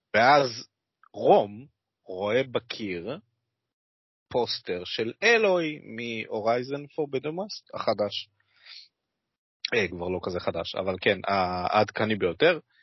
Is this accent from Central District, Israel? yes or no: no; Kiryat Yam, Haifa District, Israel; moved away; אני מגיע במקור מהצפון, אוקיי? קריית ים רפרזנט